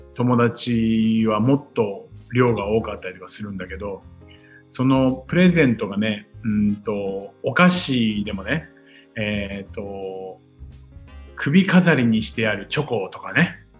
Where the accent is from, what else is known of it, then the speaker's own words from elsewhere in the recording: Futtsu, Chiba, Japan; moved away as an adult; now in Tokyo, Japan; 生まれはですね、はい、千葉の富津というね、すごい田舎町です。